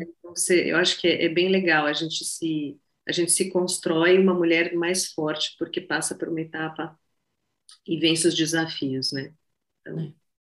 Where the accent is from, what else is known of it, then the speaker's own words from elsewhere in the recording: São Paulo, Brazil; moved away as an adult; eu sou de São Paulo, eu moro, morei em São Paulo minha vida inteira